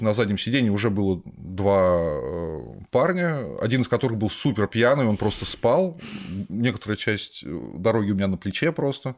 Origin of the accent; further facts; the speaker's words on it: Volgograd, Volgograd Oblast, Russia; я из Волгограда.